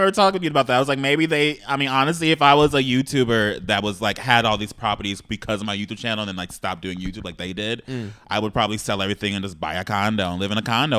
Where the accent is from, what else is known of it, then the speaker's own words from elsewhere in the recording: South Bay, Los Angeles County, California, United States; Now I tell people I'm from South Bay, which is in LA County, and now I'm not from LA, girl. I don't know this city.